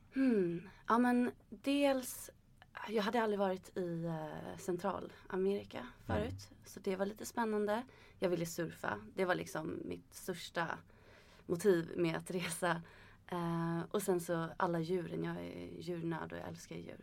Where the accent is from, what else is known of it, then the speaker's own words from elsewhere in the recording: Sweden; som svensk